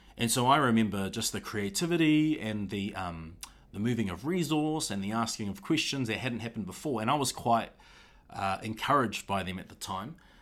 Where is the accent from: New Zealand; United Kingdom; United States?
New Zealand; Auckland; I'm from Auckland